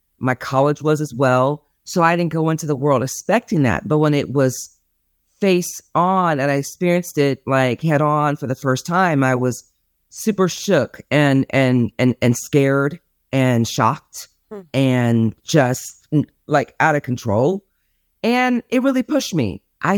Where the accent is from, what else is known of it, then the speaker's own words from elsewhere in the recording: California, United States; now in Dallas, United States; Yes, I'm from California. I live in Dallas, Texas now.